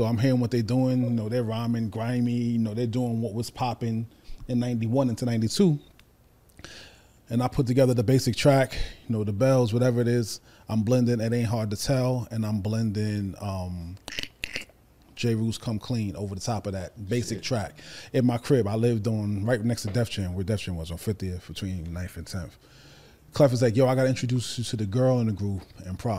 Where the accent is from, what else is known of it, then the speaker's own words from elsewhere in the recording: New York, United States; Being a New Yorker